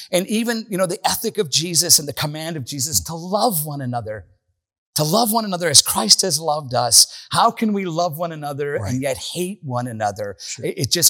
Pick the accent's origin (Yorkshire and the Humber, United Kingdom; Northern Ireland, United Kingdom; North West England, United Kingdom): Northern Ireland, United Kingdom; moved away; I grew up in Northern Ireland.